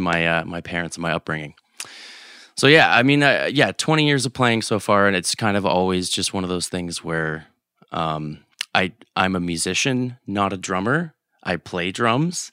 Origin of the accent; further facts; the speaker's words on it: Canada; we're Canadian